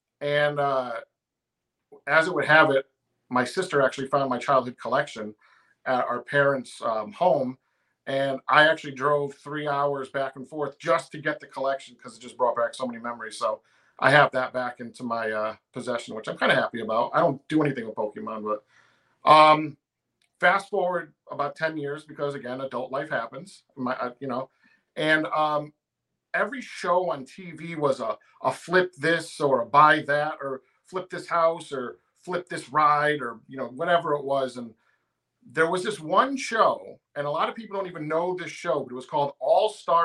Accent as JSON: {"language": "English", "region": "Connecticut", "country": "United States", "moved": "yes", "said": "I'm originally from Connecticut"}